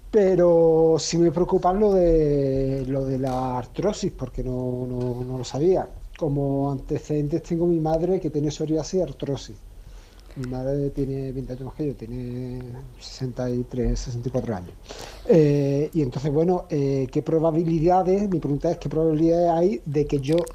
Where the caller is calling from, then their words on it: Seville, Andalusia, Spain; de Sevilla y quería comentar un poco mi caso.